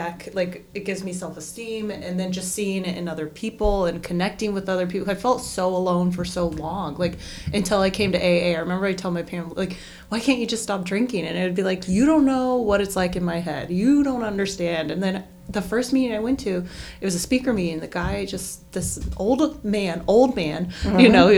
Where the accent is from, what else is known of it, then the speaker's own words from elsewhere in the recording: Las Vegas, Nevada, United States; I think about growing up in Vegas and drinking.